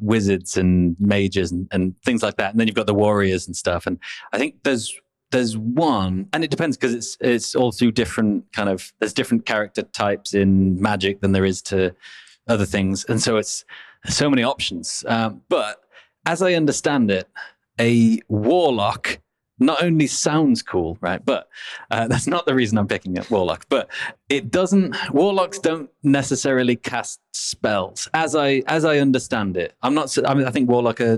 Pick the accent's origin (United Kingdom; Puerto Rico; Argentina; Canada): United Kingdom; Middle England; I'm from Middle England